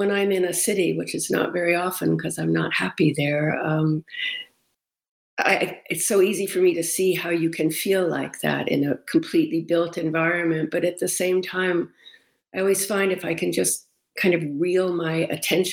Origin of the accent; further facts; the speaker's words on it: Cape Cod, Massachusetts, United States; moved away; also born or lived in Rochester, New York; I grew up on Cape Cod and lived in Massachusetts for a while, but I lived in Rochester a lot for a long time